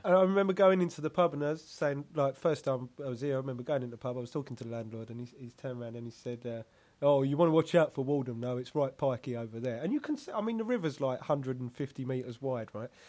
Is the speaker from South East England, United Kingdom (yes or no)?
yes; Kent, South East England, United Kingdom; moved away; also born or lived in Huddersfield; I'm not from London. I, am from Kent